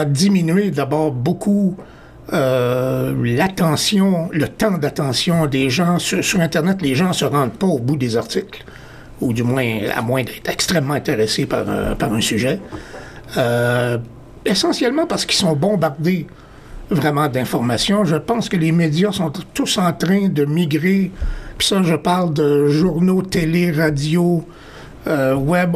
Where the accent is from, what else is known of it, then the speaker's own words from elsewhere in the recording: Montreal, Quebec, Canada; moved away as an adult; now in Toronto, Canada; je suis originaire de Montréal. Alors, ça fait quelques années que je suis à Toronto